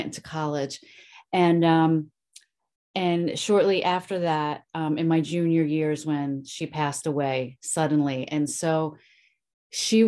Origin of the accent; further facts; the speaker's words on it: Philadelphia, Pennsylvania, United States; I grew up in Southwest Philly.